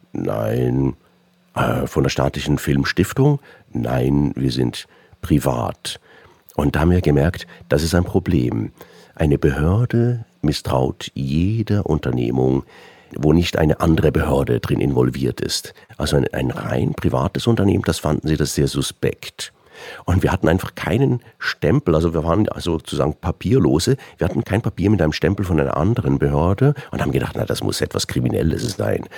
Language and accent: German; Switzerland; bei uns in der Schweiz